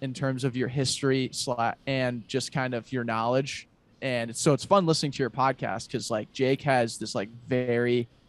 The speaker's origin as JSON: {"language": "English", "town": "Glenwood Springs", "region": "Colorado", "country": "United States", "tie": "born or raised there", "said": "that's my home. You drove through my hometown, dude."}